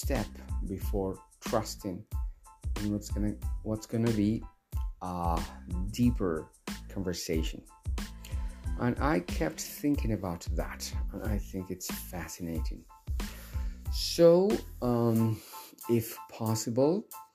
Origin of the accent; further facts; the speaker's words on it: Bolivia; I'm from Bolivia